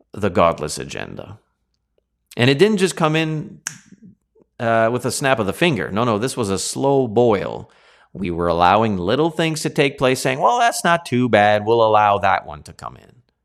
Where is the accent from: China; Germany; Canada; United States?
Canada